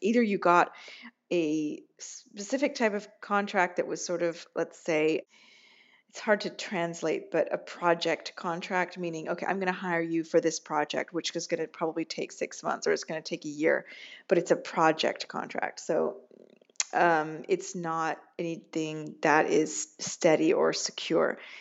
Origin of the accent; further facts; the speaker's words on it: United States; moved away as an adult; now in Rome, Italy; I'm an American